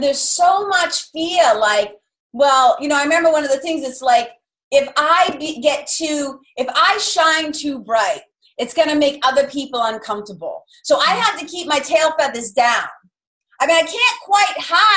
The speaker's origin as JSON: {"language": "English", "town": "Lawrence", "region": "Massachusetts", "country": "United States", "tie": "born or raised there", "accent": "Boston", "said": "I grew up in a tough little river. I would say it's like a mill town. It's like a river city. There's a river that runs right through the Merrimack River. So a little city called Lawrence, Mass."}